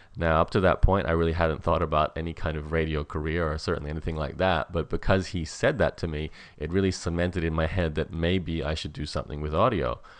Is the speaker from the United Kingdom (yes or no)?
no; Australia; as an Australian